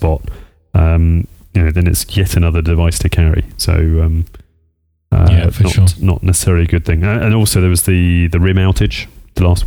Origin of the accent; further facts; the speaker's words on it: United Kingdom; accent: UK English; now in United States; I'm UK English